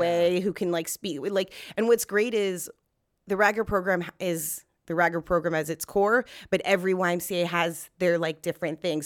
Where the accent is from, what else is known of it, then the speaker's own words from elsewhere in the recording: Los Angeles, California, United States; I grew up in North Hollywood, um, in California and, or Los Angeles